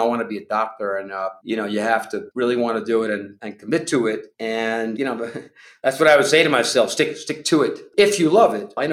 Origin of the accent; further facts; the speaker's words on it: Long Island, New York, United States; I was growing up on Long Island in my neighborhood